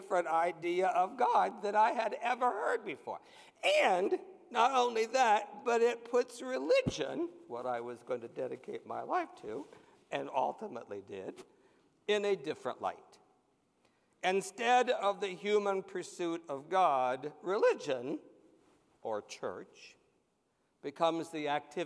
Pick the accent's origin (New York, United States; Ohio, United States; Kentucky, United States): Ohio, United States; White Cottage; Growing up in that little church in White Cottage, Ohio